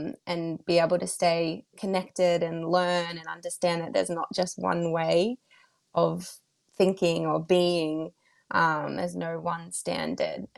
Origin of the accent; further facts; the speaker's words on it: Australia; I'm moved back home to my hometown